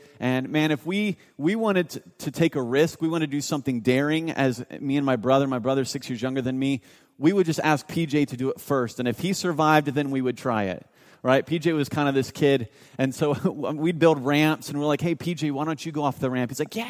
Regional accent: Mount Vernon, Ohio, United States; I grew up in North of Columbus, Ohio, a town called Mount Vernon.

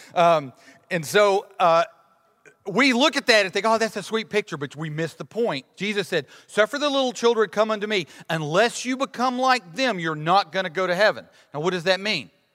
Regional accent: Alabama, United States; my whole life growing up in Alabama

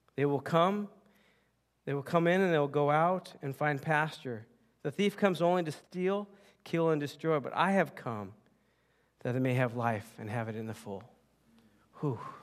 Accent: United States; I was born and raised in the United States

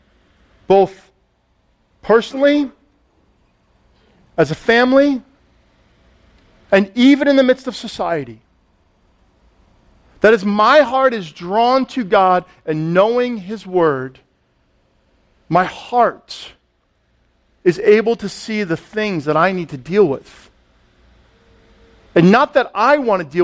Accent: Allendale, New Jersey, United States; I grew up in Allendale, Upper Saddle River

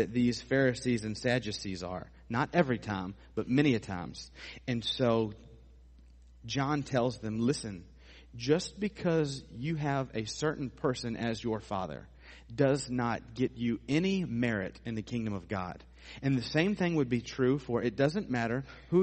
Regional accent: United States; we as American Christians

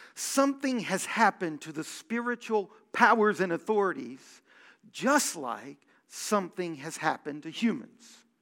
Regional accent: Houston, Texas, United States; I grew up in Houston

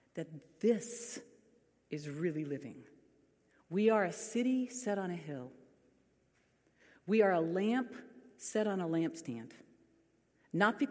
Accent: California, United States; we are the ones from California

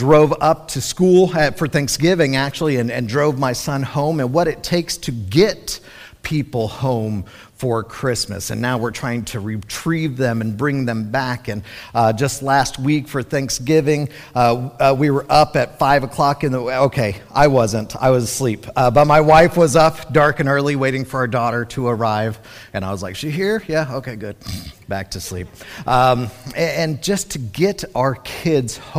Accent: Colorado, United States; moved away as an adult; growing up in Colorado, I spent middle school and high school there.

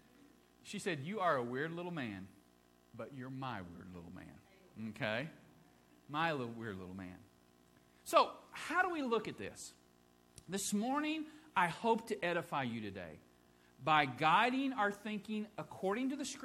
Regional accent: Midwest, United States; for me, I'm a Midwesterner. I grew up in the Midwest. I grew up north of the Mason-Dixon line.

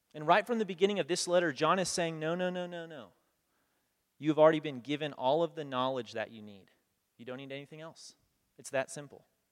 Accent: United States; also born or lived in Kenya; as a kid growing up in America

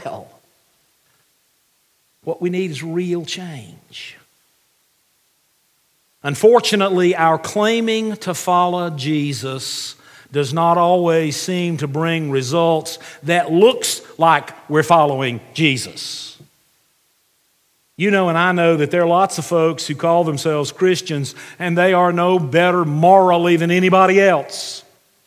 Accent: United States; as an American

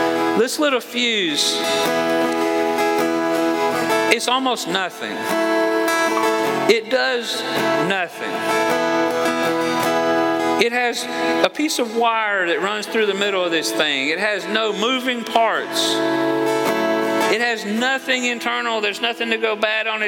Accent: Georgia, United States; moved away; I'm from Georgia

